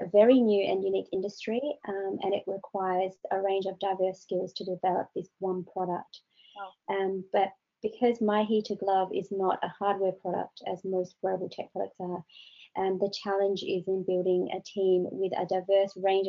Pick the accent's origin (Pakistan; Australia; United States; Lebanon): Australia; now in United Kingdom; I come from Australia, so I know what it's like in 45 degrees